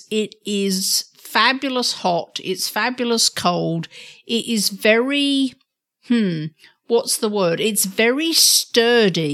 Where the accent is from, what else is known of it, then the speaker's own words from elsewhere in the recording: United Kingdom; moved away as an adult; now in United States; being a Brit